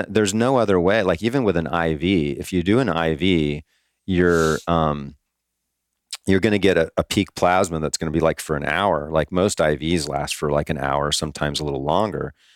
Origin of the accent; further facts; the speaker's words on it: Hawaii, United States; now in Florida, United States; I grew up in Hawaii